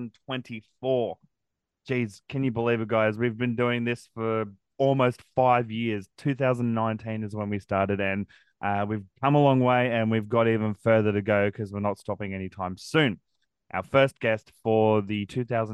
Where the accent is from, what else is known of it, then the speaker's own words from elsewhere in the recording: Brisbane, Queensland, Australia; I'm a Broncos fan because I was born in Brisbane